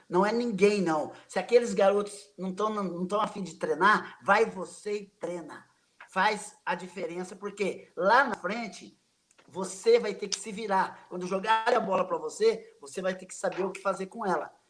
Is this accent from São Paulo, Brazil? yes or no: yes; Sorocaba, São Paulo, Brazil; also born or lived in Itaporanga; Eu vim para Sorocaba, eu sou, nasci em Itaporanga, e vim para Sorocaba para estudar. E acabei, né, é, entrando no São Bento